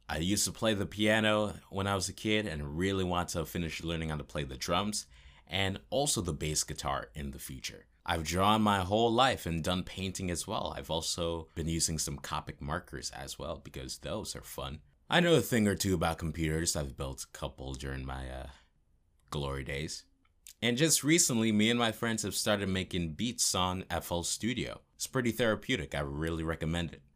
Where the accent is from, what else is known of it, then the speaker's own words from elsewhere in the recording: New York City, New York, United States; Born and raised in New York City, where all the creative people are born and raised